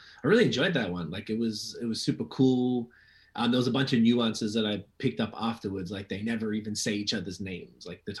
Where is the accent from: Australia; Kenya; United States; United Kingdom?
Australia; I'm from Australia